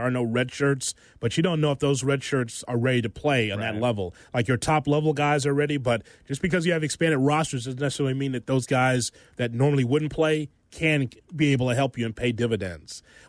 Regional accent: Chicago, Illinois, United States; accent: Midwestern; I'm from Chicago.

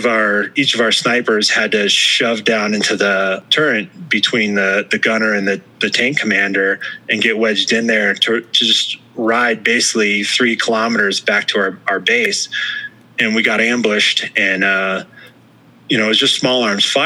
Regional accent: United States

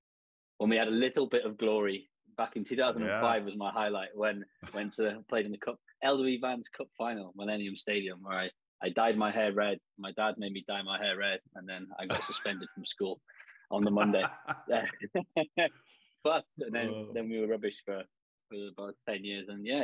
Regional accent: Wrexham, Wales, United Kingdom; That's where I'm from, isn't it? So it's a big hype around the town. Yeah, that's my hometown.

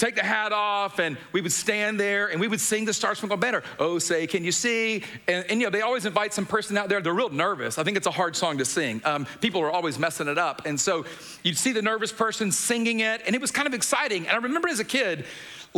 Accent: Atlanta, Georgia, United States; I was born and raised in Atlanta

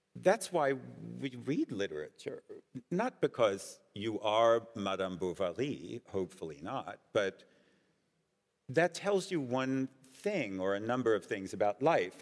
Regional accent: United States; I'm also Jewish and I'm also American

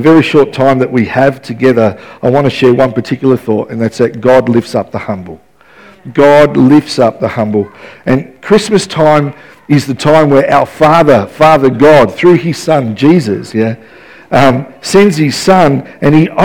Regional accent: Melbourne, Victoria, Australia; now in Ballarat, Australia; growing up in West Footscray

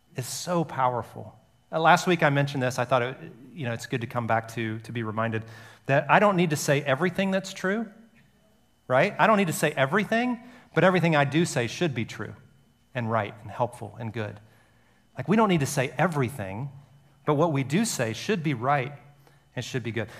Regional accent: Alabama, United States; growing up in Alabama and a lot of the history was, was hidden from us

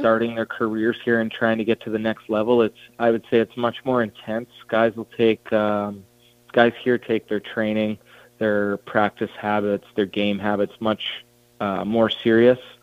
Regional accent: Banff, Alberta, Canada; we grew up uh, in Banff, which is just outside Calgary.

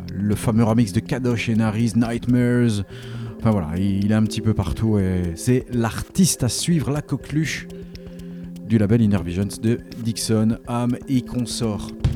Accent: Belgium; je suis belge

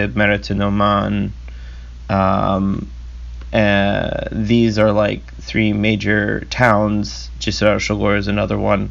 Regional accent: United States; despite me being an American

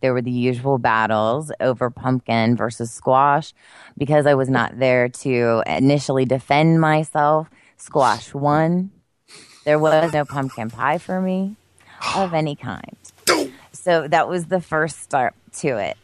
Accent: Pennsylvania, United States; moved away; in my home state of Pennsylvania, in the area in which I grew up, which I've told you is the boonies

